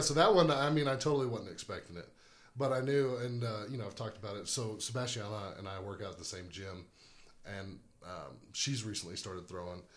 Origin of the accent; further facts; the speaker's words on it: New Braunfels, Texas, United States; from New Braunfels, Texas